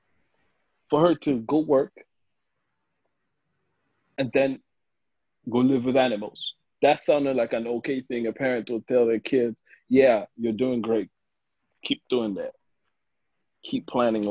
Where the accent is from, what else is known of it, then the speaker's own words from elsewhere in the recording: Rwanda; now in Charlotte, United States; I'm from Rwanda